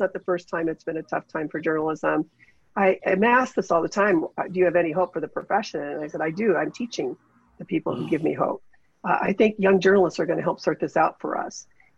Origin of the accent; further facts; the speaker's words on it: Ashtabula, Ohio, United States; now in Cleveland, United States; I grew up in Ashtabula. I grew up in Ashtabula County.